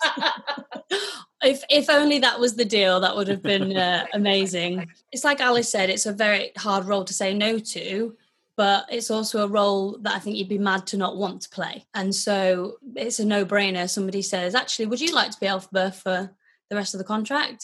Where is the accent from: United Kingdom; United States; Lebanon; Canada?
United Kingdom; Wakefield, Yorkshire and the Humber; I grew up in Wakefield